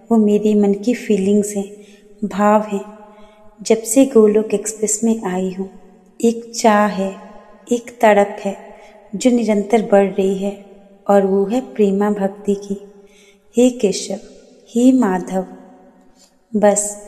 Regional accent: Palampur, Himachal Pradesh, India; मैं पालमपुर हिमाचल प्रदेश से हूँ

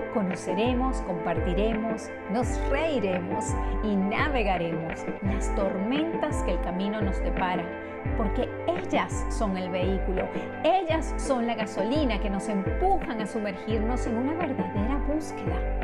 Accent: Venezuela; moved away as an adult; also born or lived in Spain; now in United States; Después mi nacionalidad, soy venezolana, pero soy también americana. Me fui de, los, de mi país cuando era muy joven y me vine a vivir a los Estados Unidos desde entonces

